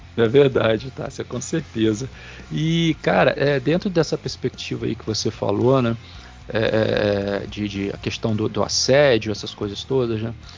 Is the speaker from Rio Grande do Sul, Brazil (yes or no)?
no; Campos dos Goytacazes, Rio de Janeiro, Brazil; eu sou de Campos